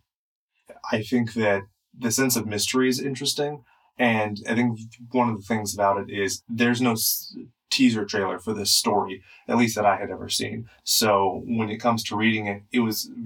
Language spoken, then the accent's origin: English; Inland Empire, California, United States; we're cracker asses from the Inland Empire